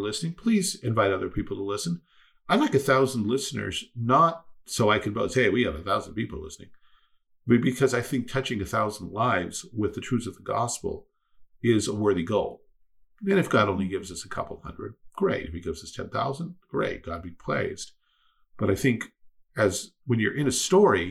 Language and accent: English; United States; I am an American